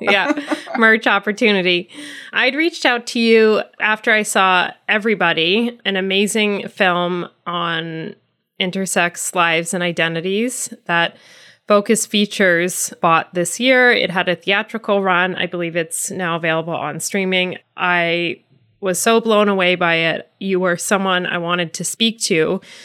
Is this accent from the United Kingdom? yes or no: no; Ireland; As an Irish person